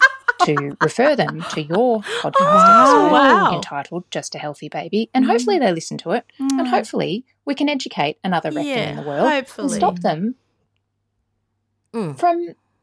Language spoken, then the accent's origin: English; Port Melbourne, Victoria, Australia; I'm from Port Melbourne.